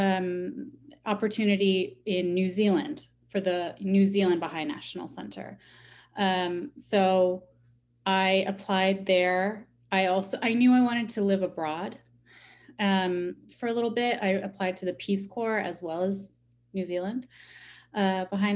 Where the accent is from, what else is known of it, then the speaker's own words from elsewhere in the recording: Chicago, Illinois, United States; I'm from Chicago